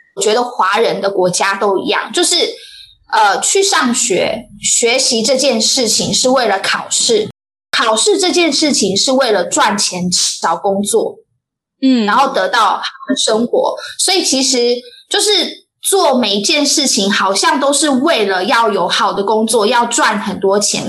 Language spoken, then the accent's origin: Chinese; Taiwan; also born or lived in Hsinchu; 我们台湾人